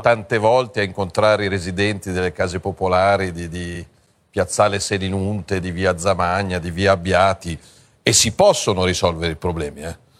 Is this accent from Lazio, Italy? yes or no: no; Milan, Lombardy, Italy; da milanese